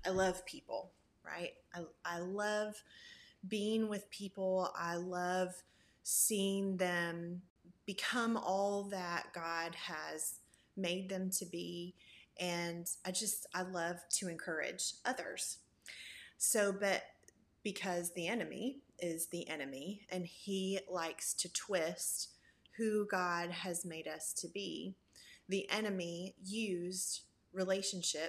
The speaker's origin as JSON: {"language": "English", "town": "Memphis", "region": "Tennessee", "country": "United States", "lives_now": "Knoxville, United States", "said": "I am originally from Memphis, Tennessee, but I have lived in Knoxville, Tennessee for going on almost 19 years now"}